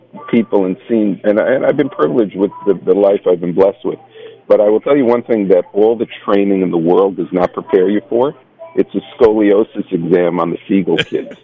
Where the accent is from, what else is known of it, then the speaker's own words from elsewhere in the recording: New York City, New York, United States; I'm from Brooklyn